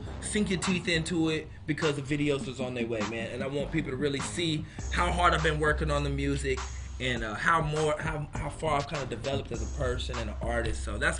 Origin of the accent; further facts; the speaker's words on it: Stockton, California, United States; born there; also born or lived in North Carolina / Seattle / Utah; I was born in Stockton.